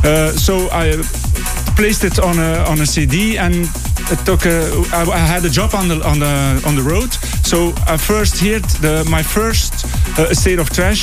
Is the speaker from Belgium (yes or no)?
yes; Belgium; Oh, I'm from Belgium.